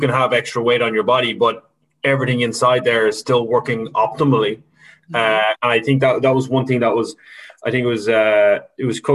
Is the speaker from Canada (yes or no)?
no; Ireland; we're Irish